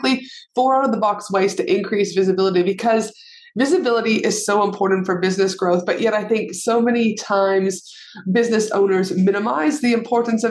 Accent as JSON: {"language": "English", "region": "Alberta", "country": "Canada", "moved": "yes", "lives_now": "Australia", "said": "I live in Australia, but I'm from Canada. So we, you know, Alberta specifically."}